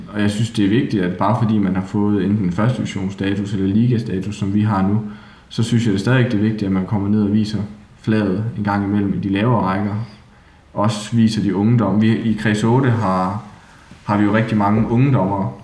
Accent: Haderslev, Southern Denmark, Denmark; accent: Southern Jutlandic; oprindeligt, så er jeg jo fra Sønderjylland

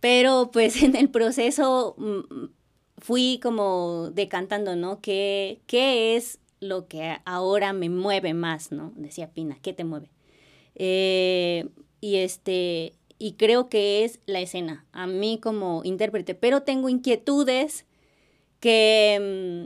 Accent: Acapulco, Guerrero, Mexico; moved away as an adult; now in Xalapa, Mexico; soy acapulqueña, soy de Acapulco

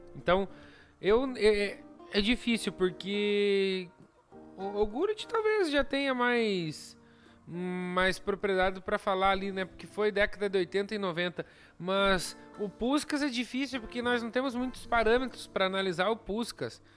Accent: Brazil; eu sou brasileiro

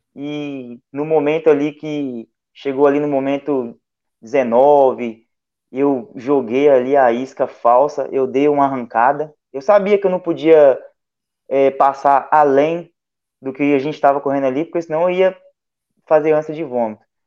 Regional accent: Porto Firme, Minas Gerais, Brazil; Eu sou de Porto Firme

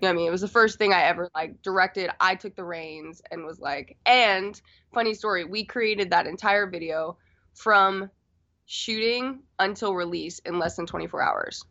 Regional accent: Florida, United States; moved away as an adult; also born or lived in Washington, D.C.; now in Los Angeles, United States; I am originally from Florida

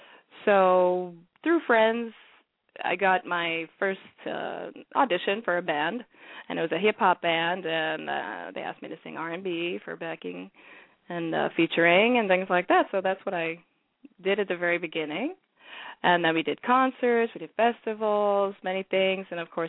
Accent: Sierra Leone; I'm from Sierra Leone originally

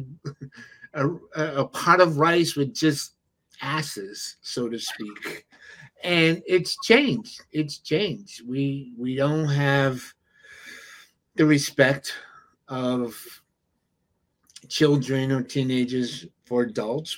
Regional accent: New York City, New York, United States; growing up in the Bronx, you know, your neighbors knew your parents

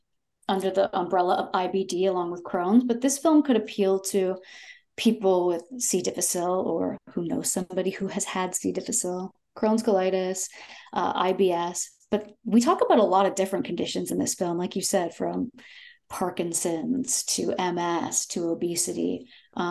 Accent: Toronto, Ontario, Canada; but I am from Toronto and I currently live in Toronto.

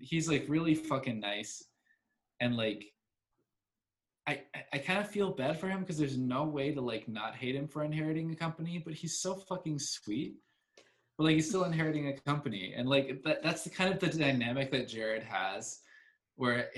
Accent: Mexico

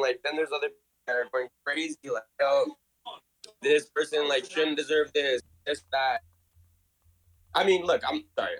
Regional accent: Canada; I'm Canadian

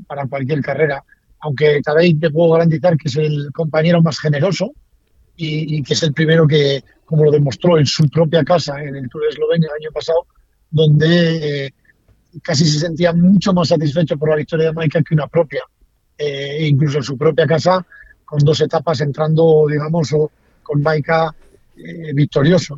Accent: Basque Country, Spain; yo soy vasco

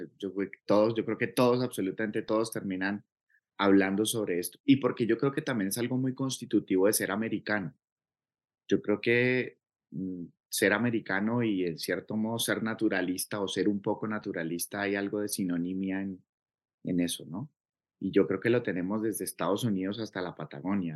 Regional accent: Cauca, Colombia; yo crecí aquí en el Cauca

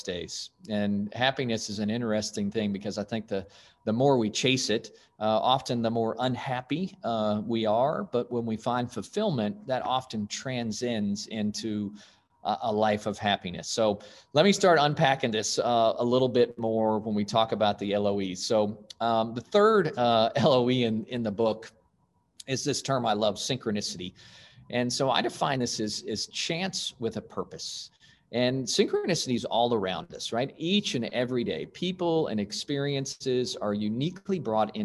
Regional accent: Stillwater, Oklahoma, United States; I was born in Stillwater, Oklahoma, and son of a college professor

